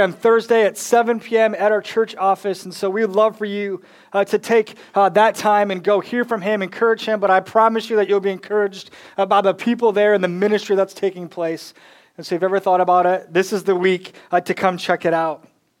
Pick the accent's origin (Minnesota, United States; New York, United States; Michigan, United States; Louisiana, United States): Michigan, United States; now in North Carolina, United States; I'm from Michigan